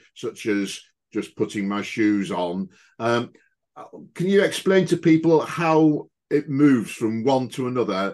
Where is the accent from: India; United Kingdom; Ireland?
United Kingdom; as British folks